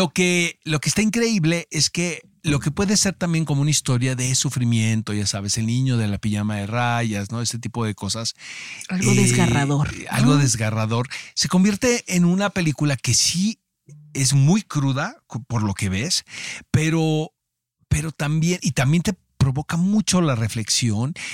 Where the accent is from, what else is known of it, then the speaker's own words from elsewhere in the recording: Mexico; muchas veces como mexicanos eh, nos hacemos de la vista gorda de lo que está pasando en nuestro país